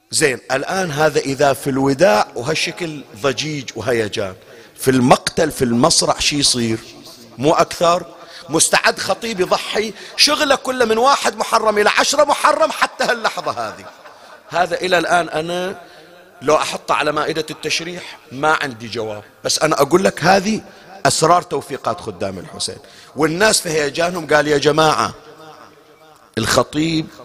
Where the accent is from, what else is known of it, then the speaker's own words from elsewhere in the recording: Bahrain; عندنا بالبحرين هذا الآن ما موجود خلص بعد هالسنين راح احنا لحقنا عليه في أواخره